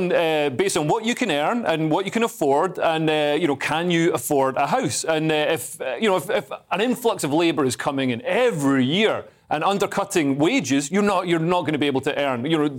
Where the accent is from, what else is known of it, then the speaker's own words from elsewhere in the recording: Scotland, United Kingdom; moved away; Scots who lived outside Scotland, but in the UK, like me